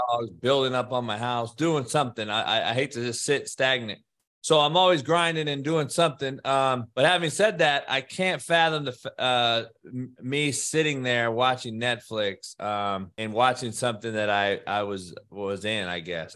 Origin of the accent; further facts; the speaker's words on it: Compton, California, United States; only white guy growing up in Compton in the eighties